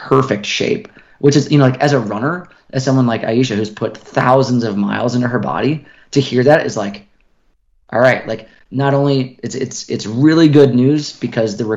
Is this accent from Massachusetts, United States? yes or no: no; Minnesota, United States; now in Boulder, United States; I grew up in Minnesota, so I'm very used to heat and humidity, but I also now live full time at altitude.